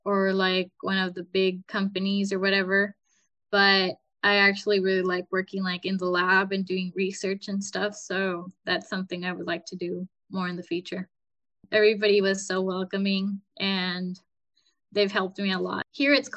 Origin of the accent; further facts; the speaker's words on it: Costa Rica; I'm actually from Costa Rica, and my school down in Costa Rica needed me to have certain hours of internship